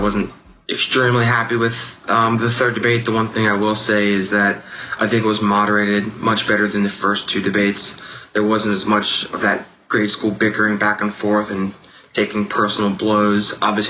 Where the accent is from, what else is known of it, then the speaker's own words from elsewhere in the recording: Cincinnati, Ohio, United States; I'm 22 years old, and I'm from the Springfield Township area of Cincinnati, Ohio